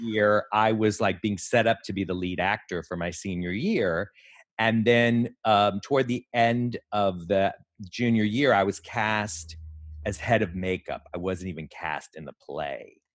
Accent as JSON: {"language": "English", "region": "Texas", "country": "United States", "tie": "born or raised there", "also_born_or_lived": "Houston / New York", "moved": "as an adult", "said": "I was born in Texas"}